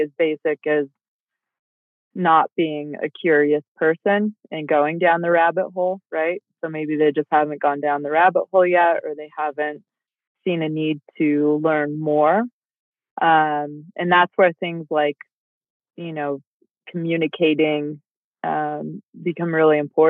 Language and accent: English; Colorado, United States; I'm a fifth generation Coloradan. My family's been an entrepreneur, whether it's been farmland or healthcare in the state for five generations